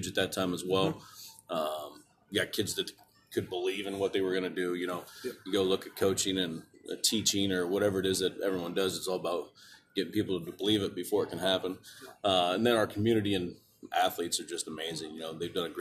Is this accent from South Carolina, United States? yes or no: no; Dunlap, Iowa, United States; also born or lived in Storm Lake, Iowa; I'm originally from Dunlap, Iowa. I went to Boyer Valley High School